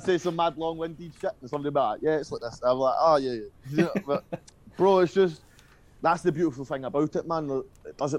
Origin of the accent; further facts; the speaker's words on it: Paisley, Scotland, United Kingdom; 30 mile outside of my hometown